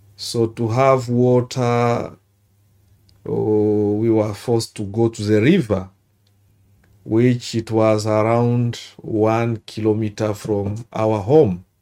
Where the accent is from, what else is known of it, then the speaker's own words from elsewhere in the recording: Bukavu, South Kivu, DR Congo; English is a second language; moved away as an adult; also born or lived in Luvungi, South Kivu; now in Australia; I'm from Democratic Republic of Congo